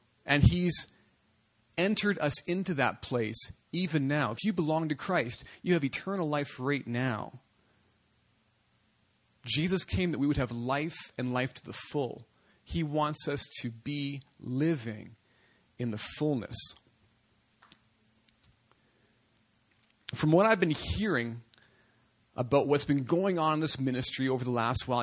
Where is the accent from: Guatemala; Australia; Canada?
Canada; I'm from Canada.